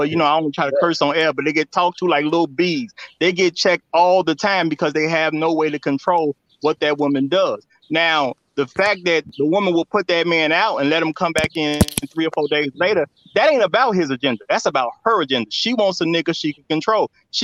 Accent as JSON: {"language": "English", "town": "Chicago", "region": "Illinois", "country": "United States", "tie": "born or raised there", "said": "I'm from Chicago"}